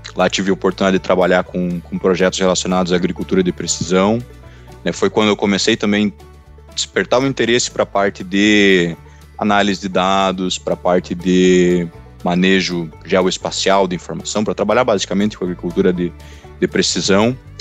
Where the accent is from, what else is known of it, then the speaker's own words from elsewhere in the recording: Não-Me-Toque, Rio Grande do Sul, Brazil; Eu sou natural de Nometoque, Toque, né, no Rio Grande do Sul